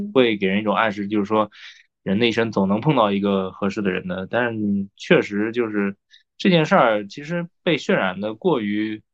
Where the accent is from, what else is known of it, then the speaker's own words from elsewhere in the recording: Nanjing, Jiangsu, China; 我是南京的嘛